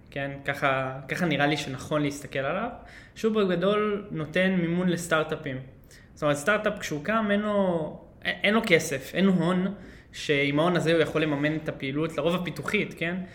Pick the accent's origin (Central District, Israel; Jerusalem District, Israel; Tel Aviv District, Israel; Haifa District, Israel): Tel Aviv District, Israel; Holon; אז חולון, כן, שם, אה, שם גדלתי.